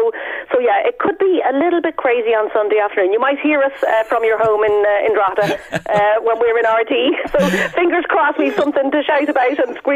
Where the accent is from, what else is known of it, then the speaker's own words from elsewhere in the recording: Argentina; I, I'm an Irish Argentinian. You'd never guess from my name, but that's that's that's me indeed.